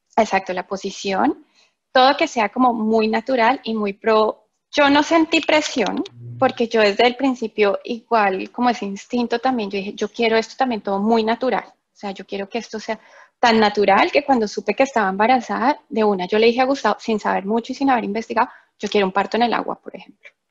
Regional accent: Bogotá, Colombia; moved away as an adult; now in England; los dos somos de Colombia, de Bogotá, entonces pues mismo idioma, misma cultura

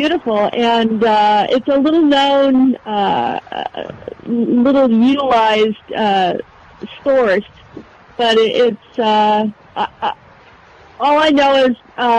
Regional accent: Iowa, United States; And I grew up in Iowa

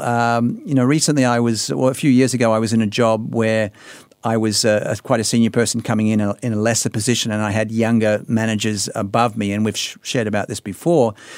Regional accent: Australia; being an Australian

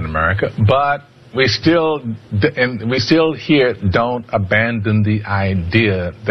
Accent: Memphis, Tennessee, United States; moved away; I was born in Memphis, Tennessee. I had a long haul from where I came from to here, but here we are.

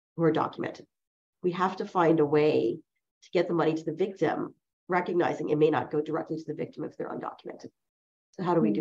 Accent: New Jersey, United States; first language Chinese; English is a second language; I'm from New Jersey, and I grew up in a you know relatively middle class neighborhood

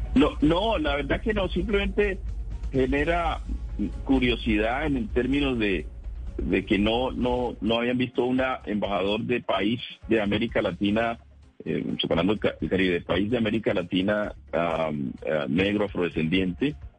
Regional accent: Pacific region, Colombia; yo que somos del Pacífico

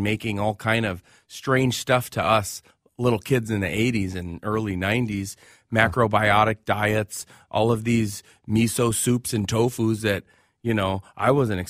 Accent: Minneapolis, Minnesota, United States; Southside, Washburn High School.

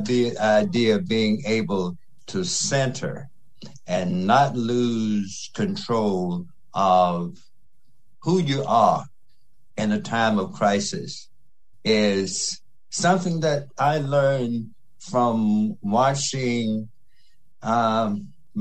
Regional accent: Mississippi Delta, United States; I grew up in the Delta of Mississippi during the 50s in the middle of the civil rights movement

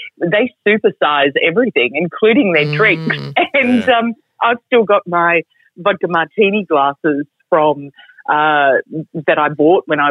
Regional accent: Australia; also born or lived in Queensland / Europe; now in Melbourne, Australia; in country Australia

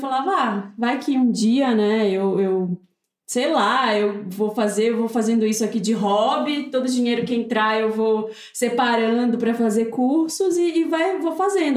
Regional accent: Belém, Pará, Brazil; moved away as an adult; now in São Paulo, Brazil; eu sou de Belém

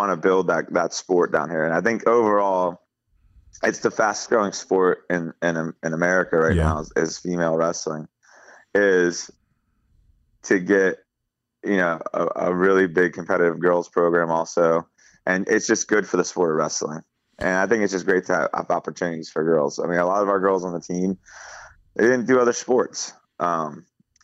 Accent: Key West, Florida, United States; when I was a little kid growing up in Key West

